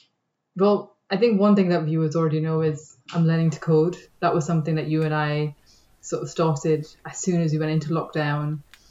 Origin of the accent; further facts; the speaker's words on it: Manchester, North West England, United Kingdom; now in London, United Kingdom; I'm not originally from London, so when I moved to the city, it was always a case of the trade-off is going to be you live closer to work, because if I wanted to live further out, I would have stayed where I was and maybe tried to do like a ridiculous journey from Manchester